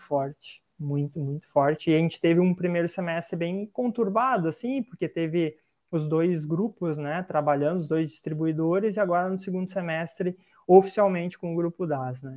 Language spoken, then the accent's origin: Portuguese; Sapiranga, Rio Grande do Sul, Brazil; Eu sou de Sapiranga, né, que fica uns 60, 70 quilômetros de Porto Alegre.